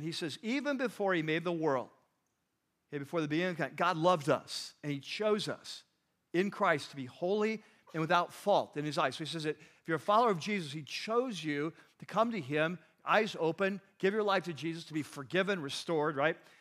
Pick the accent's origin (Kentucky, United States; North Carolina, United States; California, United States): California, United States; We're from California.